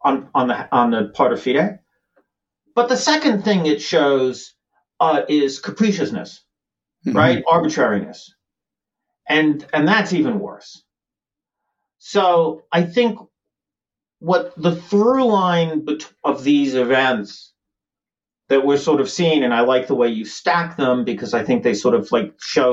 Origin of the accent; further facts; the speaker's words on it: United States; as an American